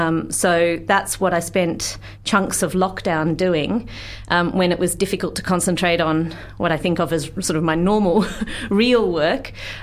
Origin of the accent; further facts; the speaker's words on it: Canberra, Australian Capital Territory, Australia; moved away as an adult; also born or lived in Townsville; now in Dunedin, New Zealand; I grew up in Canberra, quite far from the sea.